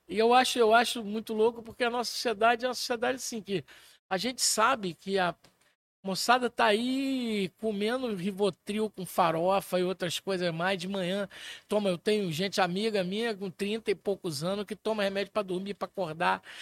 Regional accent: Pirapora, Minas Gerais, Brazil; Eu morava mais ou menos na idade dele. Eu, eu morava em Pirapora, Minas Gerais

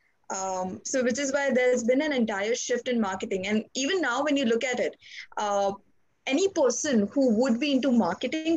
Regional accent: India; I'm from India

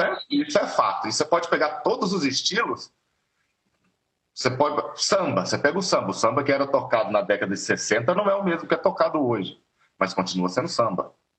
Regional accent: Minas Gerais, Brazil; now in São Paulo, Brazil; eu sou mineiro e a banda era todo mundo morava em Minas

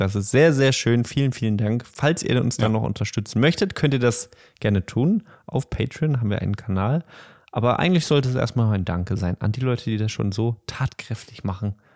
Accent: Bochum, North Rhine-Westphalia, Germany; Ich komme auch aus Bochum

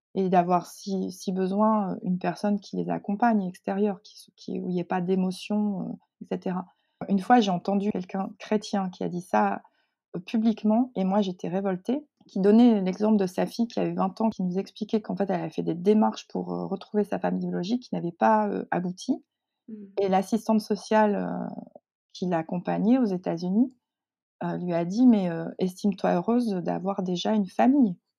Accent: northern France, France; also born or lived in Seoul, South Korea; Je suis arrivée en France, dans le nord de la France

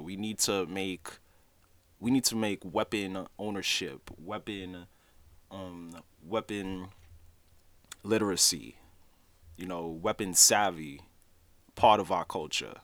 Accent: New York City, New York, United States; also born or lived in Haiti (ancestry); I'm Haitian, so even though I was born in Brooklyn, New York, my parents, they're both Haitian natives

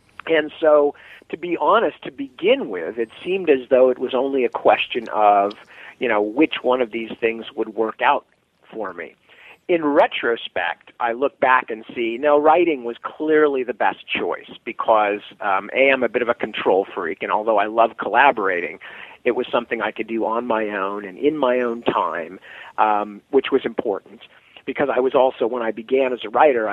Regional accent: Palo Alto, California, United States; moved away as an adult; also born or lived in England; I come from Palo Alto, California, which is the Stanford University town

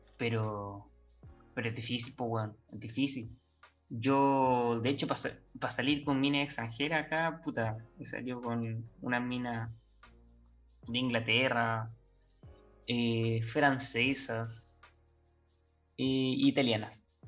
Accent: Chile; uno que es chileno

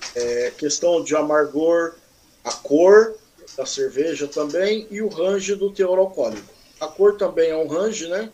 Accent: Mogi das Cruzes, São Paulo, Brazil; sou natural daqui de, da cidade vizinha aqui, Mogi das Cruzes

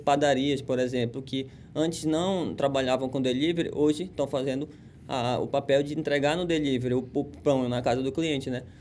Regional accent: Pará, Brazil; moved away; nós que somos paraenses

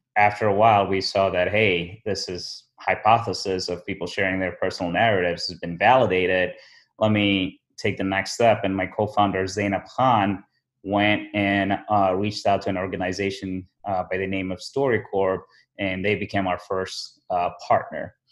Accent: Abu Dhabi, United Arab Emirates; moved away as an adult; also born or lived in Somaliland; now in Chicago, United States; I was born in Somaliland in East Africa, you know, present day Somaliland. Um, but I grew up in um, Abu Dhabi in the Emirates.

